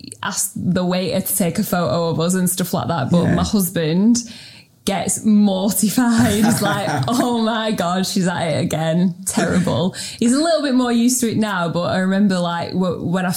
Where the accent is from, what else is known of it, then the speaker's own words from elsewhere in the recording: Preston, North West England, United Kingdom; also born or lived in Sheffield / Melbourne; I'm from Preston. Proud Preston.